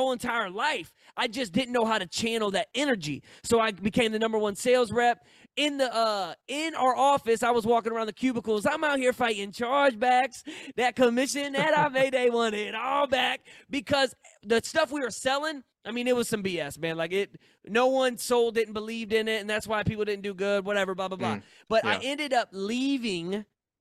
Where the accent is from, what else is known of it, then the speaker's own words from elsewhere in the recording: St. Louis, Missouri, United States; I'm from St. Louis.